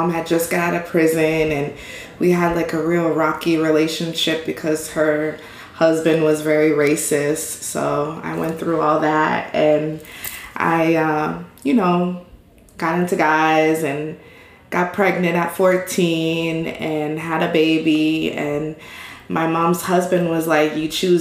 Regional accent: Naples, Florida, United States; born and raised in Naples, Florida, and 30 years now

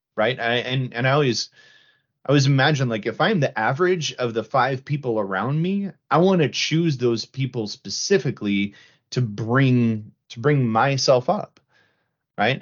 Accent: the Midwest, Minnesota, United States; I'm from the Midwest

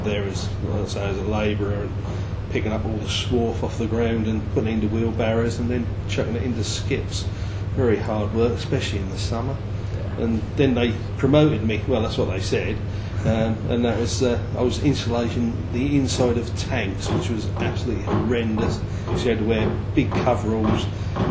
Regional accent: Hadleigh, East of England, United Kingdom; also born or lived in Ipswich; Ipswich Hospital is where I was born, but lived in Hadley all my life. A real Suffolk boy.

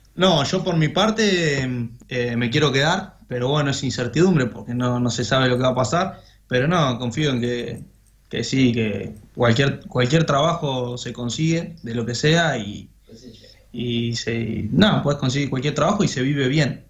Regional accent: Argentina; moved away as an adult; now in Ibiza, Spain; nosotros somos argentinos

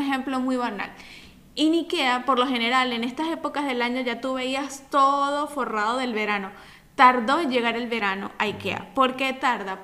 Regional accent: Venezuela; now in Italy; como buenos venezolanos que somos

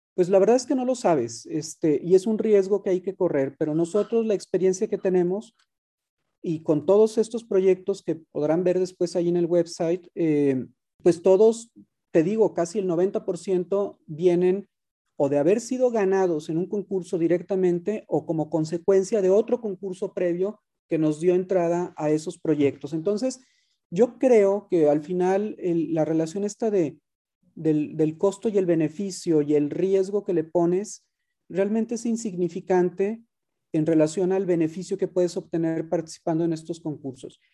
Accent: Guadalajara, Jalisco, Mexico; yo soy tapatío, tengo toda mi vida viviendo en Guadalajara

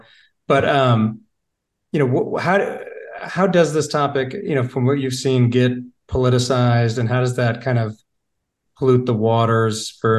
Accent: Michigan, United States; now in Charlotte, United States; Whereas like Charlotte, I remember I came from Michigan. So my, you know, my reference point for big cities was Detroit, but mostly actually Chicago.

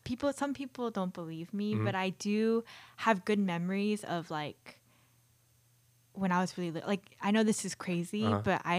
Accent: Marietta, Georgia, United States; Well, I grew up in East Cobb, Marietta, and that was the only rink at the time.

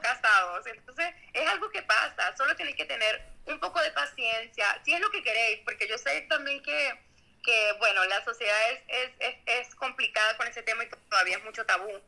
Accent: Venezuela; now in Mexico; yo soy venezolana

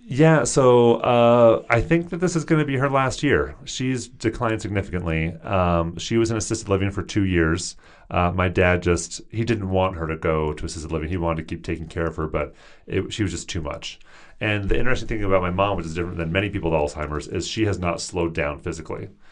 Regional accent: Seattle, Washington, United States; moved away as an adult; also born or lived in Tucson, Arizona; I'm from the Seattle area, and all my siblings lived nearby my parents

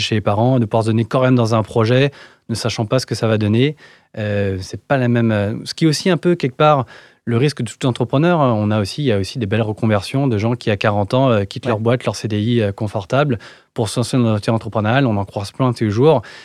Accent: Paris suburbs, Île-de-France, France; J'ai grandi en banlieue parisienne

